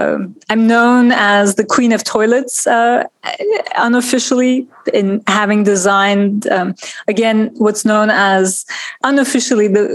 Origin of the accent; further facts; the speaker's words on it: Turkey; moved away as an adult; now in New York, United States; But I grew up in Turkey in a family of lawyers